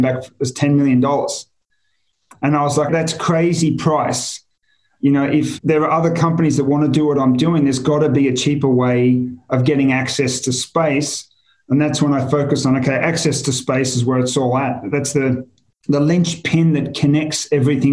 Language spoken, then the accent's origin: English; Australia; moved away as an adult; also born or lived in Singapore; I'm Australian, you know, I know Australia well.